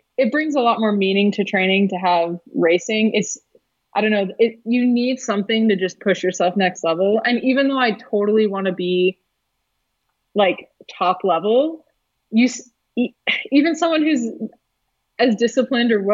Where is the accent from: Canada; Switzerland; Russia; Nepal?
Canada; now in United States; I'm Canadian. I was born in Canada